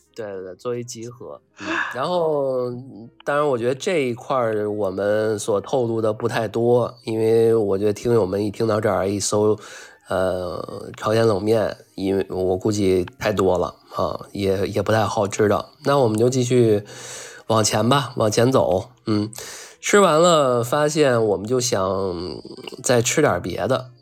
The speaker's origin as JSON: {"language": "Chinese", "region": "Beijing", "country": "China", "said": "咱们北京这边儿人"}